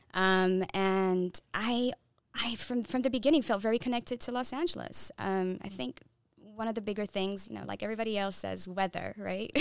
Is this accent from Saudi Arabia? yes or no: yes; Saudi Arabia; first language Tigrinya; English is a second language; moved away; also born or lived in Eritrea; I was born and raised in Saudi Arabia.